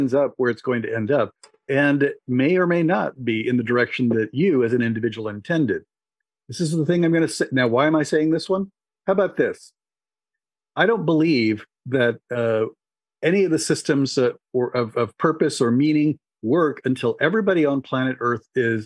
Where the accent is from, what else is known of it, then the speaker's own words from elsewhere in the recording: Cuba; moved away; I was born in Cuba.